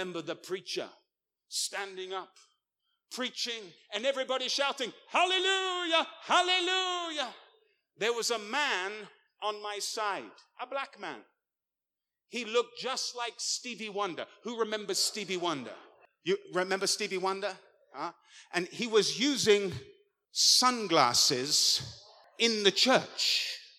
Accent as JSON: {"language": "English", "region": "England", "country": "United Kingdom", "said": "I'm an Englishman"}